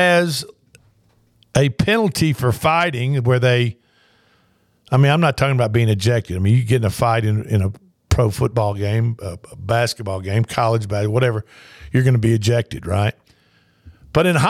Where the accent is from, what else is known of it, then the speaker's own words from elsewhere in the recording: the South, United States; I'm a Southerner